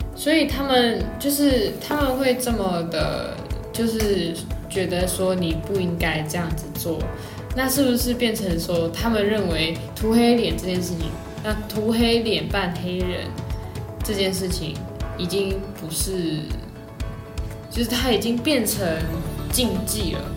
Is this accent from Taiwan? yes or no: yes; Taiwan; 我们台湾人